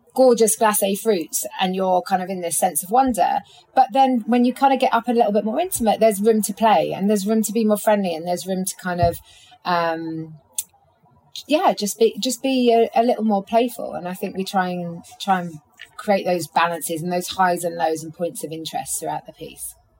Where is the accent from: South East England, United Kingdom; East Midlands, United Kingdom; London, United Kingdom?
London, United Kingdom; as a Londoner